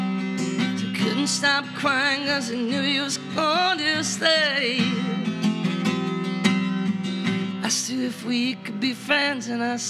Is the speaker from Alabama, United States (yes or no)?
no; Minnetonka, Minnesota, United States; also born or lived in Shakopee, Minnesota; I was born in Shakopee, Minnesota, but went to high school in Minnetonka.